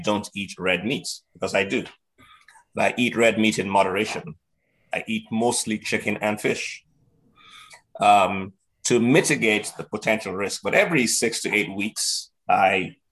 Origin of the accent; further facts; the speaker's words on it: Nigeria; moved away; I was in boarding school in Nigeria, where I grew up